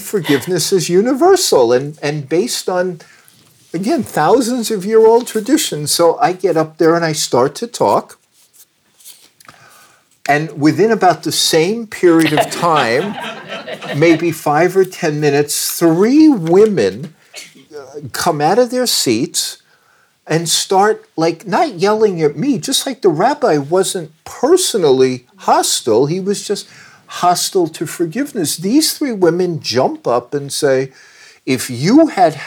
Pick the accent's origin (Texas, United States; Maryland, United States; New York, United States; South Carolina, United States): New York, United States; Long Island; moved away; I'm Jewish and I grew up in New York. And I grew up in Long Island